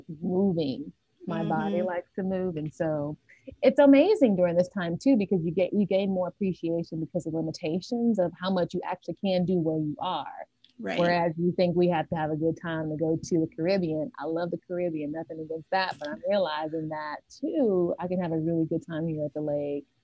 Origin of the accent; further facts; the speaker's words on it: Nashville, Tennessee, United States; I was born and raised in Nashville, Tennessee. I've been here all of my life